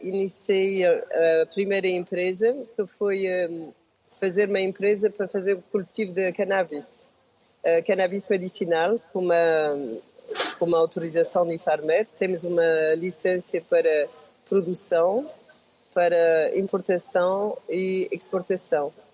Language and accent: Portuguese; France; Portuguese is a second language; also born or lived in Portugal; Eu vi, eh, para a França, tinha um ano, e uh, estive lá a viver mais de 50 anos